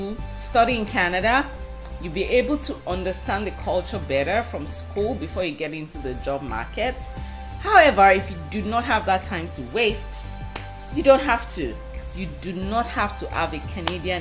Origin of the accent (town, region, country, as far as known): Nigeria